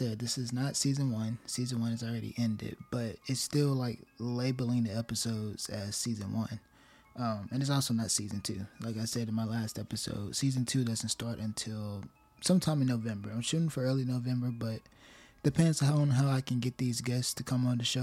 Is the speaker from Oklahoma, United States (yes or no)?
no; rural town in Tennessee, United States; my hometown has some kind of energy to it, some kind of presence to it, because it is a war town, a Civil War town, very old, very remote, isolated from everything else, pretty much. Very rural town in Tennessee